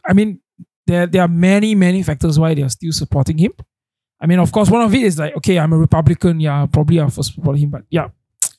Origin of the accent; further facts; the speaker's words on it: Malaysia; Yeah, I'm Malaysian.